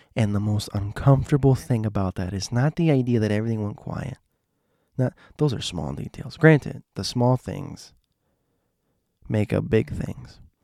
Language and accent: English; Miami, Florida, United States; I'm from Miami